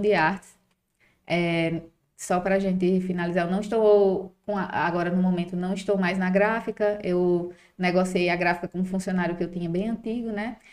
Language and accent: Portuguese; Mossoró, Rio Grande do Norte, Brazil; sou de Mossoró